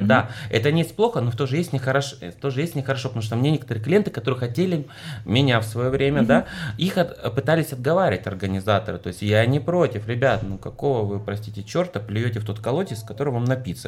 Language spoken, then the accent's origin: Russian; Russia; я из России